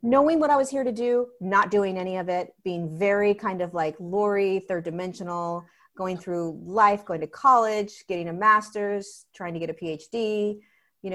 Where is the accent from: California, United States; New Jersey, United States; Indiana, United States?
California, United States; Southern; I grew up in Southern California